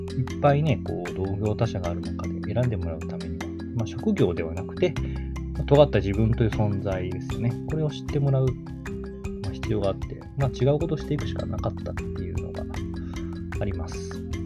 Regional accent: Kagawa, Japan; うち の地元だったら、香川県産の野菜だけを扱う

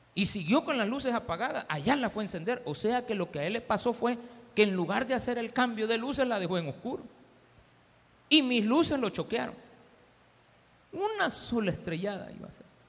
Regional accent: El Salvador; somos los salvadoreños

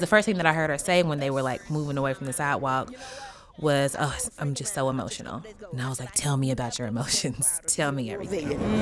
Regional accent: Louisville, Kentucky, United States; moved away; my hometown of Louisville, Kentucky

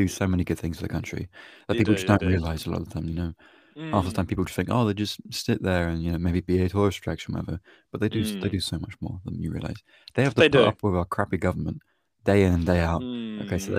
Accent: United Kingdom; I'm a British person.

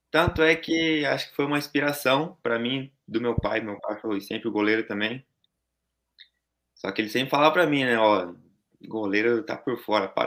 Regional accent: Santo André, São Paulo, Brazil; now in Gifu, Japan; Nós somos de São Paulo, Santo André.

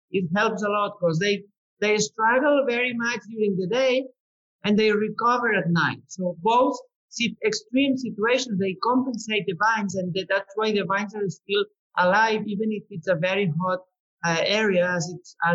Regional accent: the Pyrenees, Spain; English is a second language; moved away as an adult; now in Priorat, Spain; So I was born in the Pyrenees. So okay. I'm coming from the really cold mountains, mountains in the Pyrenees. Uh-huh. Um, I was, I was, uh, I was born in a farm, and I was raising cows since I was a kid.

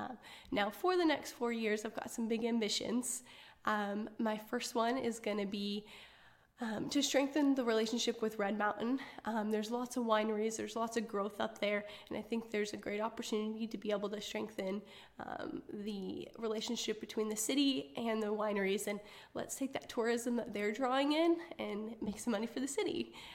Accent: Arlington, Washington, United States; now in Benton City, United States; I grew up in Western Washington in a small town called Arlington.

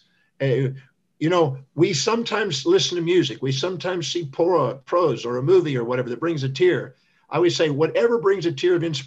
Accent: United States; I was born on Thanksgiving Day in America

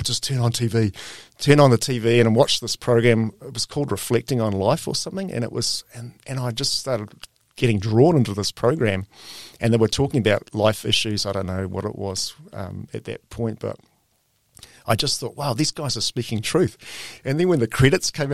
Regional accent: New Zealand; moved away as an adult; also born or lived in Greece / Turkey / Papua New Guinea / Australia

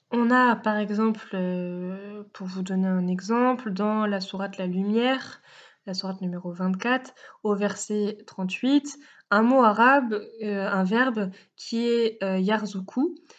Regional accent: France; nous sommes français

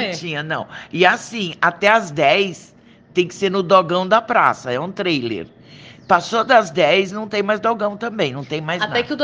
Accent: São Paulo, Brazil; Não, nós somos de São Paulo.

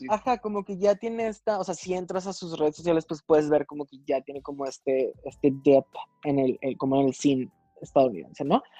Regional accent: Mexico; dos mexicanas.

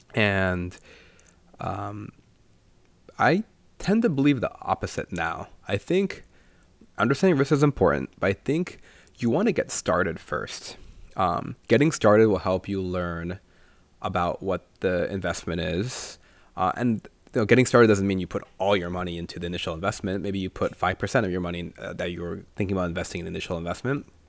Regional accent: India; moved away; since he's Sri Lankan and I'm Indian

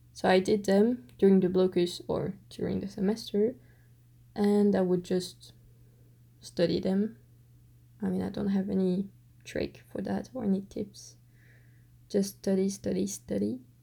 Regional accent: Belgium; accent: French Belgian; English is a second language; I've just got a big French Belgian accent

